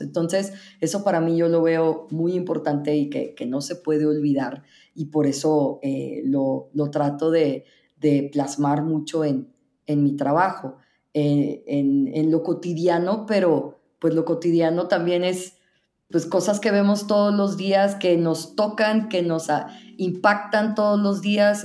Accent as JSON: {"language": "Spanish", "region": "northern Mexico", "country": "Mexico", "tie": "born or raised there", "moved": "yes", "lives_now": "Mexico City, Mexico", "said": "Yo soy mexicana americana, entonces creciendo yo tuve elementos tanto estadounidenses, pues también viviendo, la mayoría de mi vida he vivido en el norte de México"}